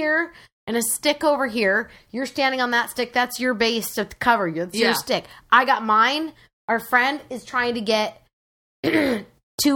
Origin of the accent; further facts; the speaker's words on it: Washington, United States; I hail from Washington.